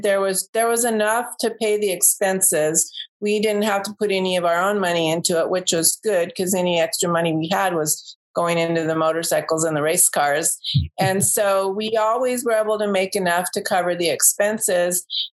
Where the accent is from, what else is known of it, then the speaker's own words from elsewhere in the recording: Chula Vista, California, United States; We grew up in the South Bay in Chula Vista.